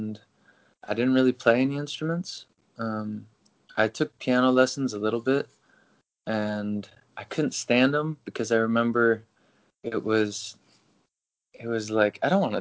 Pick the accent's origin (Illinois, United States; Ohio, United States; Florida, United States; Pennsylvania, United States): Ohio, United States; Toledo; now in Nashville, United States; I was born in Toledo